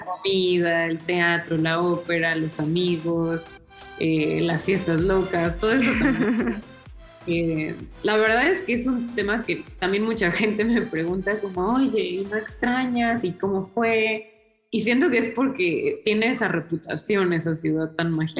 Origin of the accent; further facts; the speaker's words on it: Mexico; moved away as an adult; also born or lived in New York, United States / Bilbao, Spain; now in Berlin, Germany; México es el lugar donde yo nací y crecí